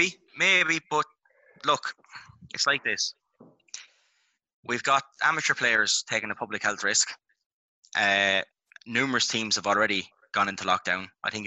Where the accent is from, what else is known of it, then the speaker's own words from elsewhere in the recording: Ireland; I'm from Cameras. It's the home of hurling, for God's sake.